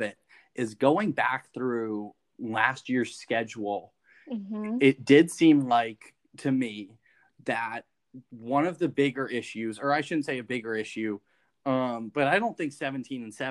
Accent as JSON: {"language": "English", "town": "Clearwater", "region": "Florida", "country": "United States", "tie": "born or raised there", "said": "my hometown in Clearwater, mm-hmm. Florida"}